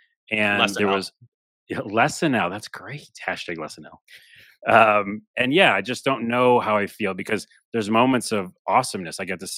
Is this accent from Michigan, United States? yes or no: no; New York, United States; It's almost like I'm originally from New York. And we just hate our Knicks.